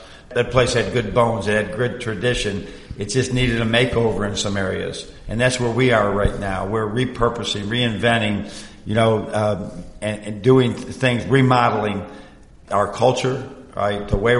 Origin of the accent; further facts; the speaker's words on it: Buffalo, New York, United States; also born or lived in Michigan; you know, I grew up in the Buffalo area. I've been in Michigan. You know, I've been in this Rust Belt, Lake Ontario, the changes.